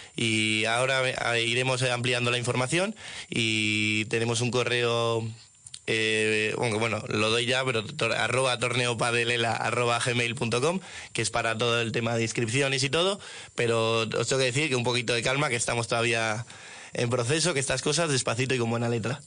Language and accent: Spanish; Madrid, Community of Madrid, Spain; nosotros aquí somos de Madrid